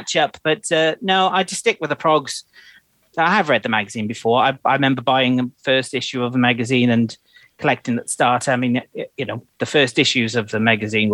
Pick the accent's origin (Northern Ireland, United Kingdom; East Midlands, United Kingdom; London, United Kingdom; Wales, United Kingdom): Wales, United Kingdom; Cardiff; I come from Cardiff, my parents took me on a Saturday.